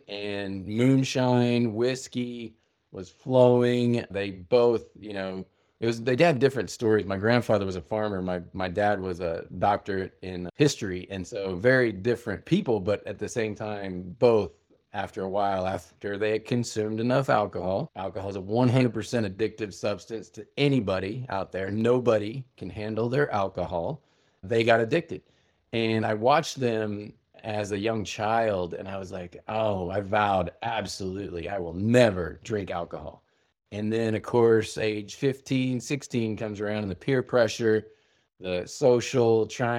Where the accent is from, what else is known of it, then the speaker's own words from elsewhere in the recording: Midwest, United States; started so young with family growing up in the Midwest, Puritan work ethic, farmers coming, you know, land run, Oklahoma.